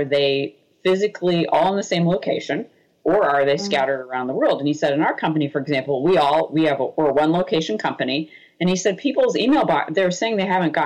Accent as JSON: {"language": "English", "town": "Boston", "region": "Massachusetts", "country": "United States", "said": "I'm from Boston"}